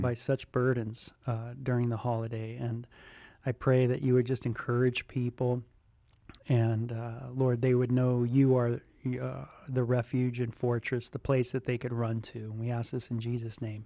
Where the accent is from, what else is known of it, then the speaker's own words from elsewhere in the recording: Southern California, United States; also born or lived in North Hollywood / Ventura County; I grew up in Southern California, uh, born in North Hollywood, and, uh, r, uh, raised out there, and then moved into, uh, Ventura County